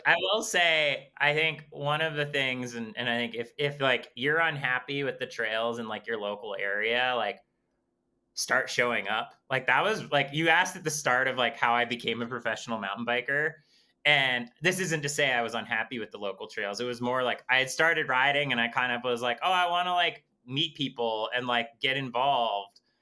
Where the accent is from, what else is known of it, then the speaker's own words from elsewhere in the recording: Waterbury, Vermont, United States; my hometown, kind of explore like my backstory and kind of how, um, like, how Vermont and how Waterbury has shaped me as a person.